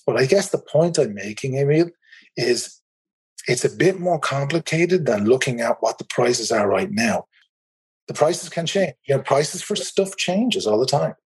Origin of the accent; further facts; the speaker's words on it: Ireland; accent: Irish; As you can probably tell from my accent, I'm in the Republic of Ireland.